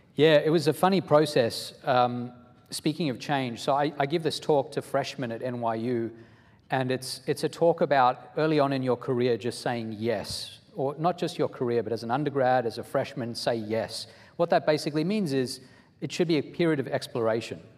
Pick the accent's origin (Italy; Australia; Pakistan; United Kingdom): Australia; moved away as an adult; also born or lived in South Africa; now in United States; I am originally from South Africa, then I went to Australia, spent about 16 years there until I was in my early 20s, and then I've been in the US for about 20 years